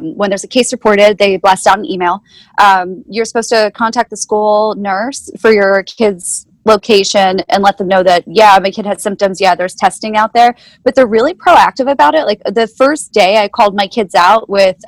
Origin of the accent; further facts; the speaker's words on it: Chester County, Pennsylvania, United States; also born or lived in Delaware County, Pennsylvania / Berks County, Pennsylvania; now in Reading, United States; raised in Chester County